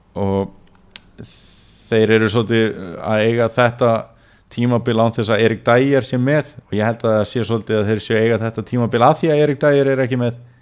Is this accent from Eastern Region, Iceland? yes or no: yes; Neskaupstaður, Eastern Region, Iceland; moved away; ég hef verið í heimabænum mínum Neskjöpstað